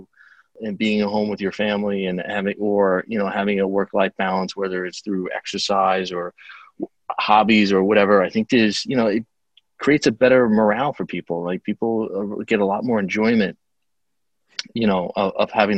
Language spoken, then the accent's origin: English; Long Island, New York, United States; accent: Long Island; the setting being in Melville, Long Island, I know it pretty well